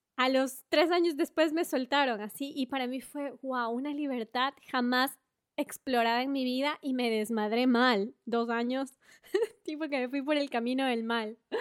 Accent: Ambato, Tungurahua, Ecuador; moved away as an adult; also born or lived in Guayaquil / Quito; now in Australia; Nací en Guayaquil, crecí en Ambato y luego me fui a estudiar a la capital de Ecuador

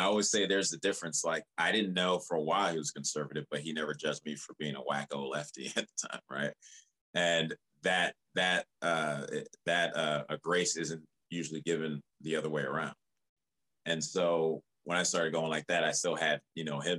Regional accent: outside of Chicago, Illinois, United States; moved away as an adult; also born or lived in Liberia; now in Los Angeles, United States; a homie that I grew up actually in my hometown, but we didn't meet till we were out here, a hometown outside of Chicago.

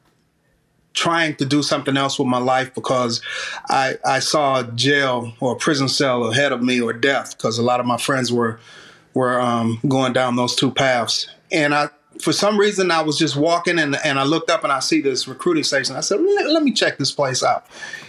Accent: Detroit, Michigan, United States; while I was growing up in Detroit

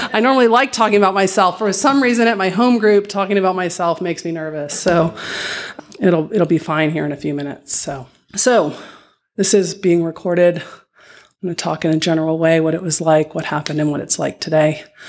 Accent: Dallas, Texas, United States; I grew up here in Dallas, Texas

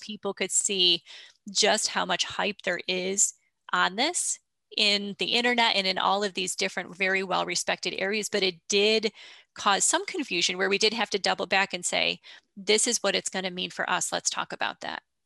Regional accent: upstate New York, United States; I am from upstate New York

